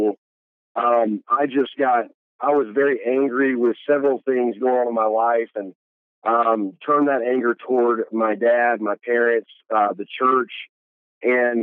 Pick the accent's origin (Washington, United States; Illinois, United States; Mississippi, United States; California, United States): Mississippi, United States; Columbus; born or raised there; also born or lived in Birmingham, Alabama